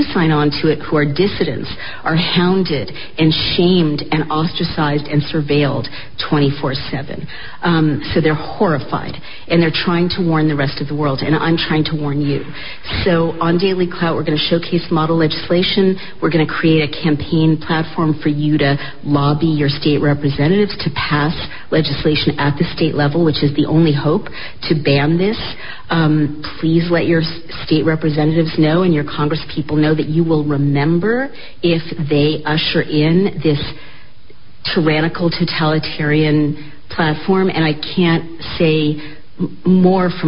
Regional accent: United States; I, as an American

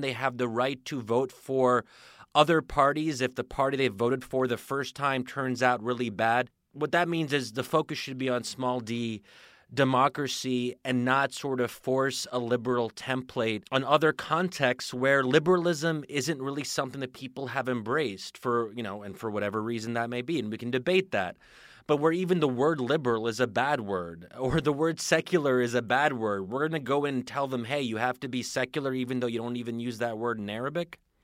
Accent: United States; speaking as an American

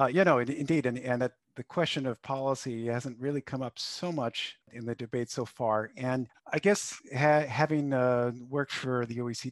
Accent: United States; moved away; my home country, the United States

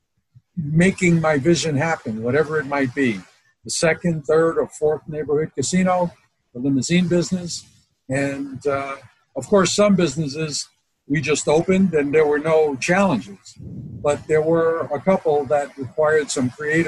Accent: New York City, New York, United States; moved away as an adult; also born or lived in Barstow, California; now in Las Vegas, United States; I was from Brooklyn.

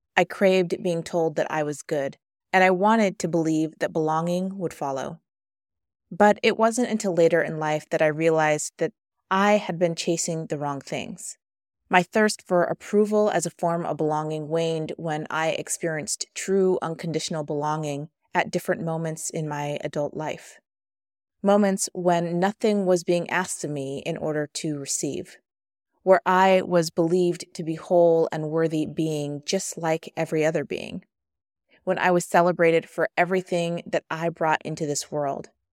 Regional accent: Midwest, United States; growing up in the Midwest

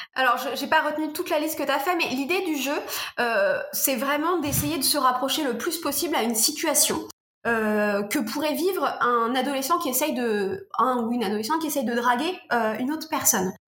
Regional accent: Normandy, France; Je suis normande, donc j'ai rencontré plein de professionnels de ma région

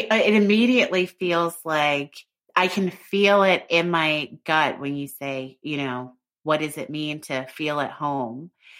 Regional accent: United States; I feel American. I call myself American because I know, having been raised here, so much of my biases are really influenced by being from here.

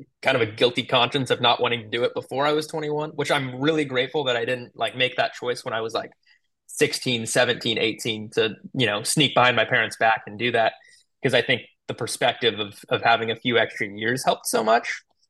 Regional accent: Tualatin, Oregon, United States; I grew up in Tualatin, Oregon, right outside of Portland

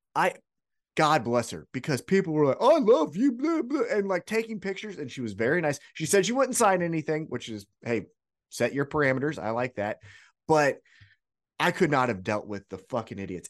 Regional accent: Kansas City, Missouri, United States; I'm from Kansas City

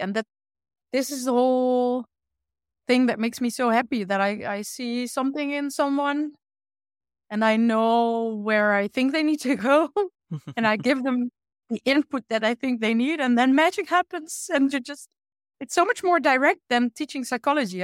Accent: Achterhoek, Gelderland, Netherlands; English is a second language; now in Utrecht, Netherlands; I grew up in that side of the Netherlands in a small village

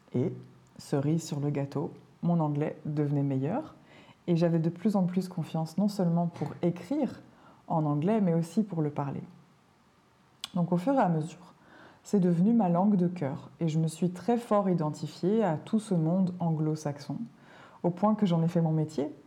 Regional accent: Belgium; Je suis née en Belgique, un petit pays au cœur de l'Europe, dans lequel on parle trois langues. Et j'ai été adoptée par une famille italienne qui avait émigré en Belgique dans les années 60. Donc j'ai grandi dans un environnement complètement multilingue

